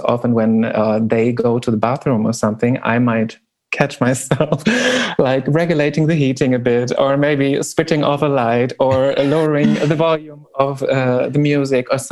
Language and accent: English; Berlin, Germany; I'm from Berlin in Germany